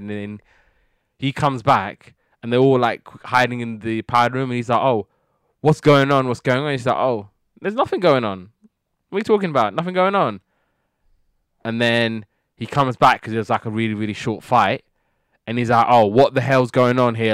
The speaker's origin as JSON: {"language": "English", "country": "United Kingdom", "said": "being British, we never really get these kind of shows"}